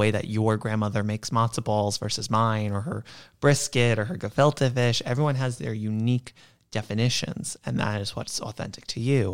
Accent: New York, United States; I'm a born and bred New Yorker

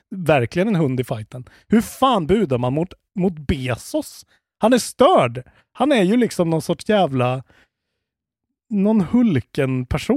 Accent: Sweden; man blir ju stolt som svensk

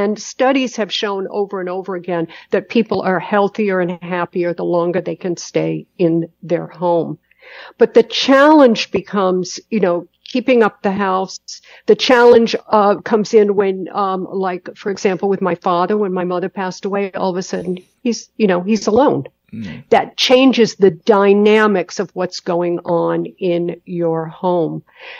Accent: Los Angeles, California, United States; I come from Hollywood, body beautiful in Los Angeles.

